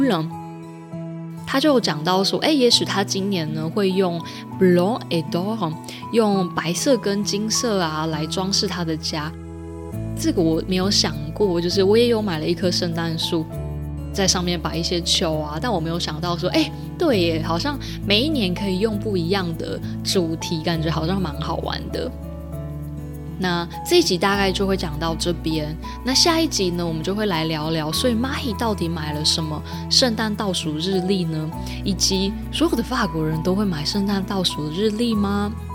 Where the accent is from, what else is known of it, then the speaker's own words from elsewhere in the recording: central Taiwan, Taiwan; 我是中部人，所以是Chaud